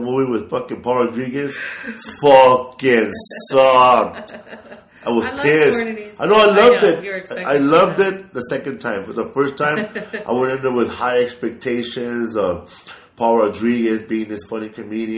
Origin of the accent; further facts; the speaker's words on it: Los Angeles, California, United States; I'm from Boyle Heights, East Los Angeles